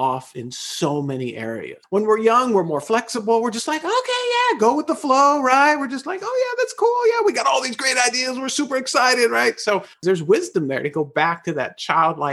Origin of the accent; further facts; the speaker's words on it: Los Angeles, California, United States; born and raised in Los Angeles, I was incarcerated in the LA County school system for 12 years